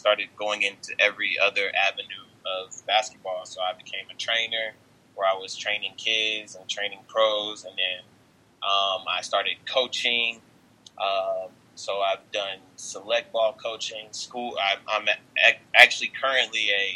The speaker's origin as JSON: {"language": "English", "town": "Dallas", "region": "Texas", "country": "United States", "said": "I am from Dallas, Texas"}